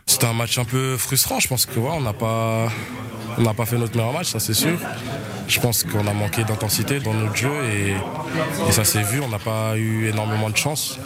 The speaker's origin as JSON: {"language": "French", "region": "Geneva", "country": "Switzerland", "tie": "born or raised there", "said": "je viens de Genève, j'ai grandi là-bas"}